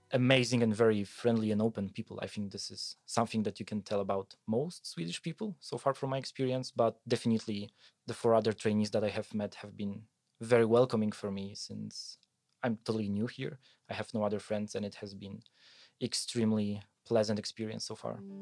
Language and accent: English; Poland; moved away as an adult; also born or lived in Wrocław, Poland / Germany; I come from a mid-sized village in Poland where we have a tissue mill